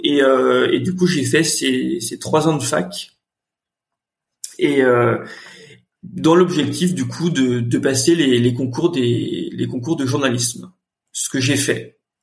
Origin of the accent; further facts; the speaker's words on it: Nantes, Pays de la Loire, France; moved away as an adult; also born or lived in Carquefou / Paris; je suis né à Nantes, j'ai grandi à Nantes